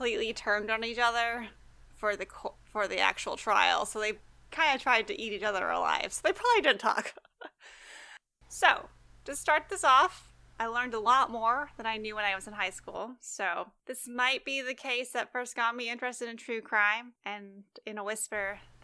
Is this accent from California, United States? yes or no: yes; Fresno, California, United States; moved away; I am from Fresno, California